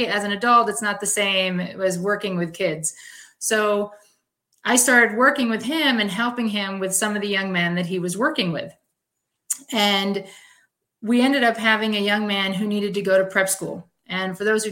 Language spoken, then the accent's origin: English; East Coast, United States; moved away as an adult; also born or lived in Spokane, Washington; I'm from the East Coast